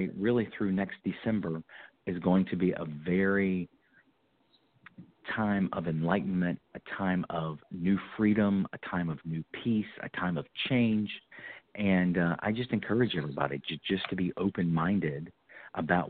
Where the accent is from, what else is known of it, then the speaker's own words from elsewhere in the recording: North Carolina, United States; also born or lived in Florida; that's my home state. I'm in Winston-Salem